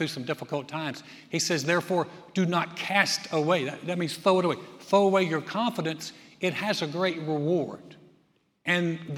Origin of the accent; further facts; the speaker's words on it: North Carolina, United States; now in Texas, United States; I grew up in North Carolina.